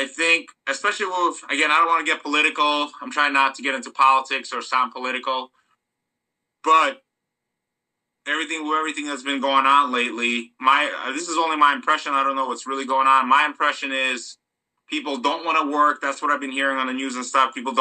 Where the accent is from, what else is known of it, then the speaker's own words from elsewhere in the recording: Moldova; now in United States; when I was growing up, I'm from Moldova. Okay, I'll just say it. So I'm from Moldova